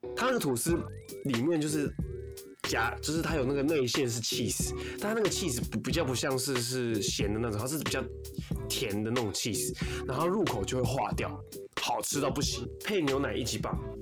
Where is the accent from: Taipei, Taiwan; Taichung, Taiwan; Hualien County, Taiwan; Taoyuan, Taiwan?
Taipei, Taiwan; 从小到大，我，我们都在这边长大